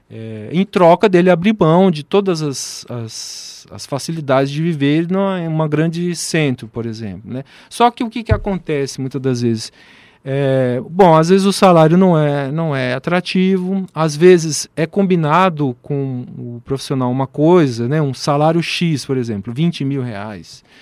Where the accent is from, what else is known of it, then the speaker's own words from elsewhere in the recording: Brasília, Federal District, Brazil; now in Ribeirão Preto, Brazil; eu vi vários colegas que eu optei por ficar aqui em Ribeirão, eu sou de Brasília, né?